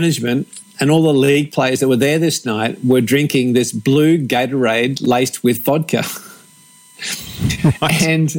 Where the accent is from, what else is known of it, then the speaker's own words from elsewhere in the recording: Australia; as an Aussie guy